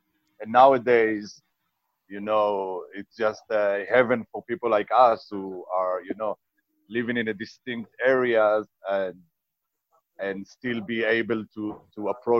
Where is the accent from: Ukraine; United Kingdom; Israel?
Israel; we come from a small geographic area. We come from Israel, which is isolated in the Middle East, surrounded by let's say a lot of countries that we don't have diplomatic relations